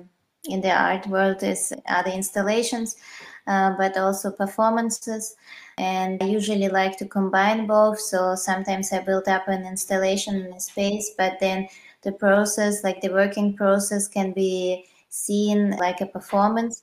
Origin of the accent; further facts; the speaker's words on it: Russia; moved away as an adult; now in Vienna, Austria; originally I'm from Russia, but I moved to different cities, and since 6 years I'm based in Vienna.